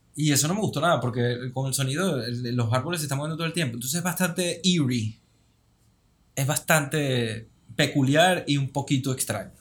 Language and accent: Spanish; Venezuela; moved away; also born or lived in Lisbon; y soy venezolano